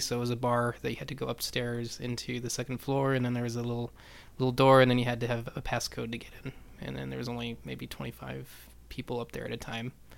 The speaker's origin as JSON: {"language": "English", "town": "Silver City", "region": "New Mexico", "country": "United States", "moved": "yes", "lives_now": "Houston, United States", "said": "I started my family's uh, shoe store in Silver City, New Mexico, so I'm from New Mexico originally"}